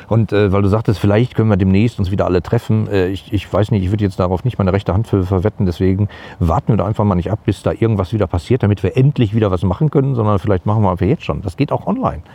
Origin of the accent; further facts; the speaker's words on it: Gladbeck, North Rhine-Westphalia, Germany; bei uns in, in Gladbeck, wo ich groß geworden bin